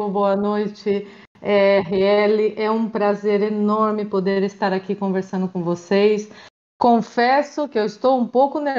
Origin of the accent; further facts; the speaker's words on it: Maringá, Paraná, Brazil; moved away as an adult; now in Spain; eu sou do Brasil, eu sou do Paraná, na cidade de Maringá.